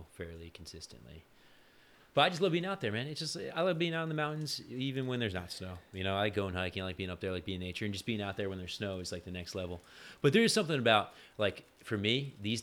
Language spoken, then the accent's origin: English; New York, United States; I grew up in New York